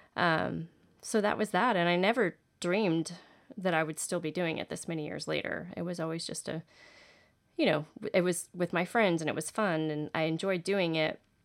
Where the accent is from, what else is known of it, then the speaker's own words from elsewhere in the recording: Houston, Texas, United States; I grew up in Houston dancing